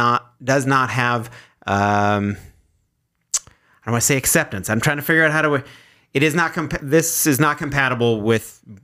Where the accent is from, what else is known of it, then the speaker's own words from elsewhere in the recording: Fergus, Ontario, Canada; I am from Fergus.